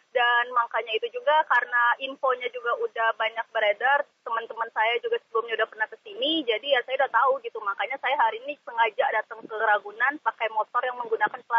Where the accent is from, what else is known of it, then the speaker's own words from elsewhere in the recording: Jakarta, Indonesia; Jadi uh, istilahnya ya saya juga sebagai orang DKI Jakarta yang nggak ada salahnya untuk berwisata ke area outdoor gitu sendiri.